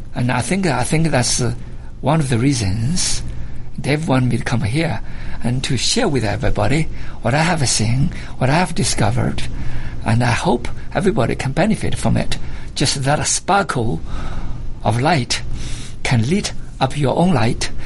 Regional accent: China; moved away as an adult; now in United States; I was born in China, because this is my home for the last uh, 35 years.

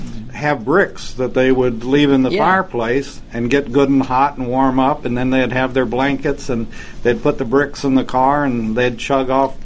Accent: West Texas, United States; we're from West Texas

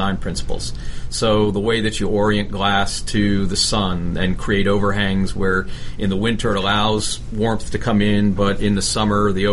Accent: South Florida, United States; I grew up in South Florida

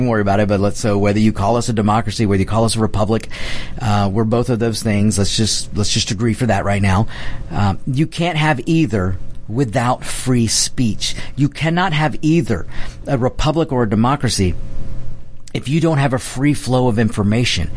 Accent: United States; I've got Mexican heritage, Spanish heritage, but I'm an American

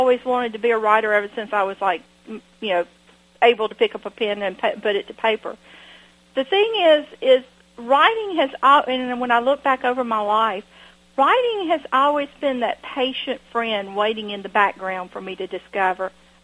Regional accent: Washington, Georgia, United States; I grew up in Washington, Georgia, where we have a beautiful library

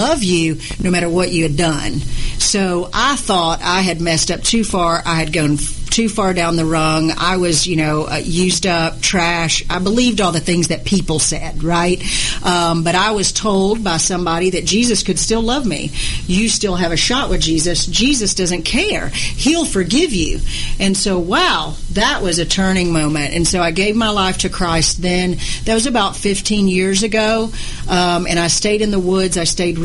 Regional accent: Atlanta, Georgia, United States; I was from Atlanta.

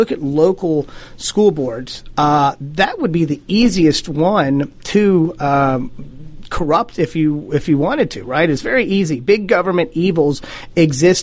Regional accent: Forsyth County, Georgia, United States; also born or lived in East Cobb County, Georgia; Forsyth County

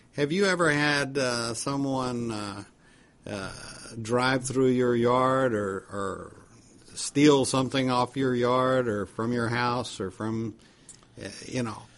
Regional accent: United States; as an American citizen

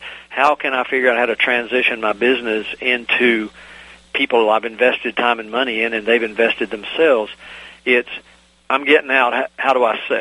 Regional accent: Virginia, United States; my home state of Virginia

